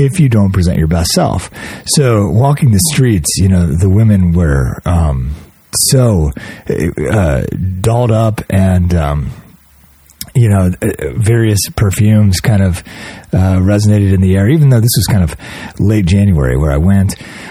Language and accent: English; United States; also born or lived in Cleveland; growing up in America